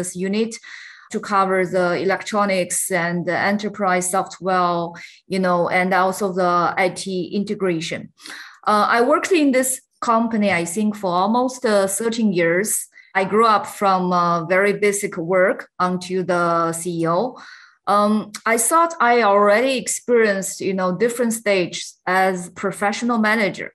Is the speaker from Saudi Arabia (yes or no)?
no; China; I grew up in China, and I think I also get my education in China